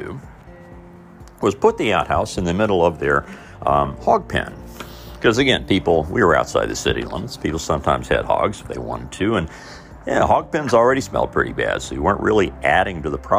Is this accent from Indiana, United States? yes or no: yes; Mitchell, Indiana, United States; moved away; my hometown and part of the world I grew up in, Southern Indiana.